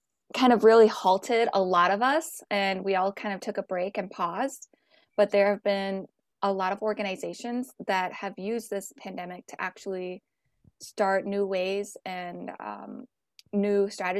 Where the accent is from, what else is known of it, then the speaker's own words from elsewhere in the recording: Sleepy Eye, Minnesota, United States; I'm originally from Sleepy Eye, Minnesota.